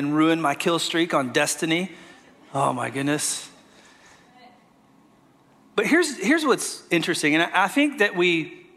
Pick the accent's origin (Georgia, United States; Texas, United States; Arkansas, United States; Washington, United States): Arkansas, United States; moved away as an adult; now in Florida, United States; I'm from Arkansas, moved here about 6 years ago